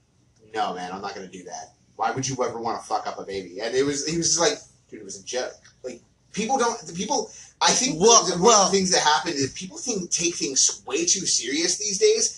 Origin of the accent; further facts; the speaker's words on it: the North, United States; I'm from the North.